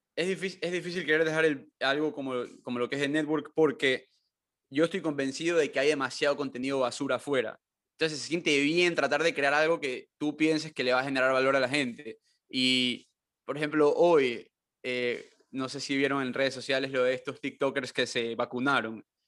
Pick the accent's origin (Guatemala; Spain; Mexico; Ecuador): Ecuador; ser latino, pero como que ecuatoriano